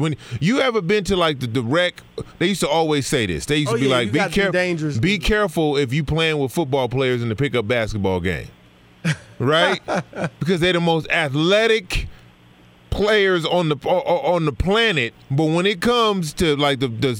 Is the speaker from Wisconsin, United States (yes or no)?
no; Sacramento, California, United States; I grew up in the Bay, up in Northern California, up in Sacramento, right?